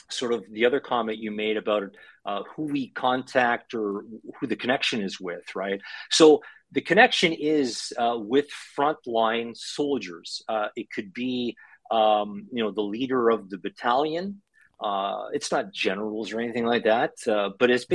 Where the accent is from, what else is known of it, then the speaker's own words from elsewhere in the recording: Canada; moved away as an adult; now in Ukraine; growing up in Canada, to parents that came to Canada after